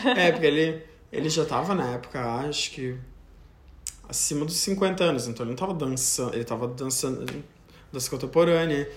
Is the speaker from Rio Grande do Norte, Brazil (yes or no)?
no; Joinville, Santa Catarina, Brazil; now in United States; eu sou natural de Joinville, Santa Catarina